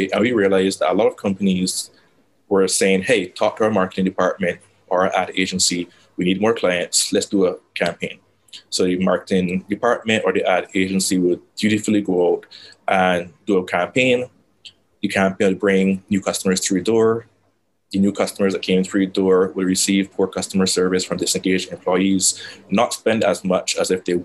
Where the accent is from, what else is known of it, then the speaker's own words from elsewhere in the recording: Barbados; moved away as an adult; also born or lived in Trinidad and Tobago; I'm from Barbados. I am, yes, sunny Barbados.